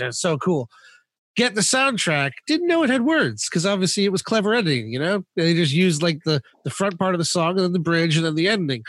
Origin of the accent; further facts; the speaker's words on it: Florida, United States; moved away; when I was growing up in Florida